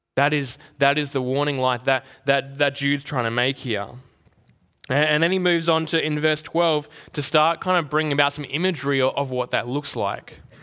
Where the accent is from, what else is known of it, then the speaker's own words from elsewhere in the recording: Albany, Western Australia, Australia; now in Perth, Australia; growing up in Albany